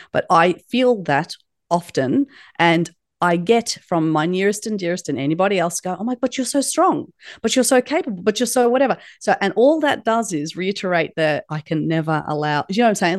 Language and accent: English; Australia; It is a uh, Turkish name that was unpronounceable by many people when, when I was raised in Australia